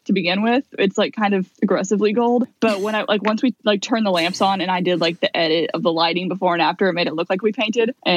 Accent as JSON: {"language": "English", "region": "Illinois", "country": "United States", "said": "I'm sitting here from Illinois"}